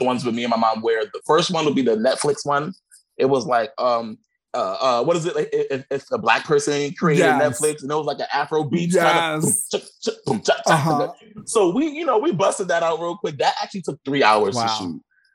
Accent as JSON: {"language": "English", "town": "New York City", "region": "New York", "country": "United States", "said": "I'm from Brooklyn. I'm from East New York, and that is my life"}